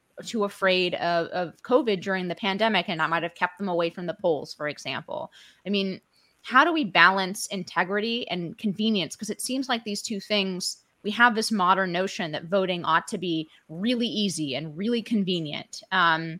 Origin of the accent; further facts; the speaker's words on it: California, United States; moved away; my home state of California